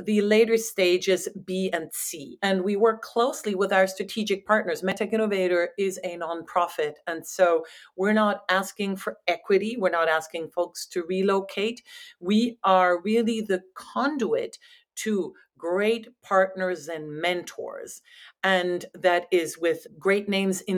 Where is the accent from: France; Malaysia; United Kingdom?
France; moved away as an adult; also born or lived in Netherlands; now in United States; I'm originally from France